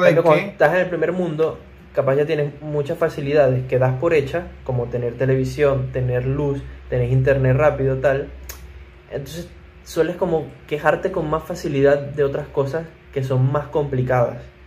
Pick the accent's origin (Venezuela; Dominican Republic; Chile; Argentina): Venezuela; nosotros hablamos español y somos venezolanos.